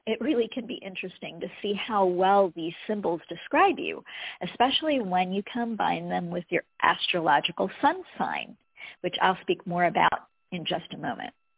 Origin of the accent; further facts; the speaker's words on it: United States; I was born in America